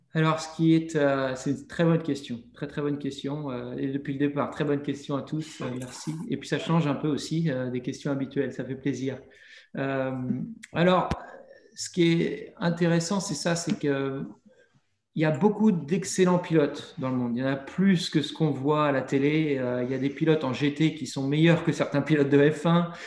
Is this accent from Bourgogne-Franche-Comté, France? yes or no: no; Montmorillon, Nouvelle-Aquitaine, France; moved away as an adult; now in United States; chez moi, à Montmorillon.